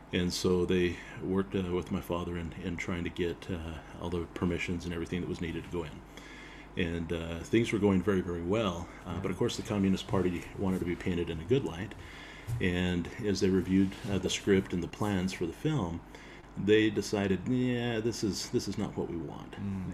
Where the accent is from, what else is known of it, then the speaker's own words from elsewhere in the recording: Payson, Utah, United States; also born or lived in Provo, Utah; I was born in Provo and uh, raised uh, for a few years there in Payson